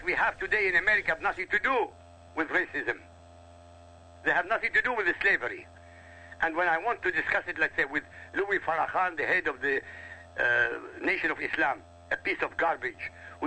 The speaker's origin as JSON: {"language": "English", "country": "Iraq", "first_language": "Arabic", "second_language": "English", "moved": "yes", "lives_now": "United States", "said": "Arabic is my mother tongue. I come from Iraq."}